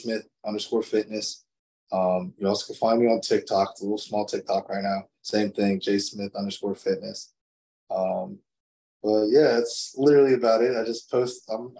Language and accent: English; Toms River, New Jersey, United States; Because Tom's River in my hometown is like literally an hour and a half away.